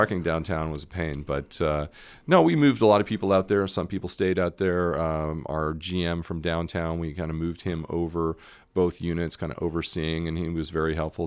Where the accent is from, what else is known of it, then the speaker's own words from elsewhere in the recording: Canada; moved away as an adult; also born or lived in Montreal / Toronto; now in Memphis, United States; as a Canadian